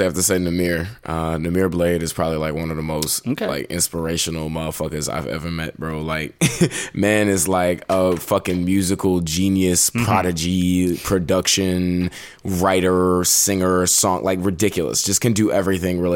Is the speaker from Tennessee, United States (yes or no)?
yes; Nashville, Tennessee, United States; growing up around Nashville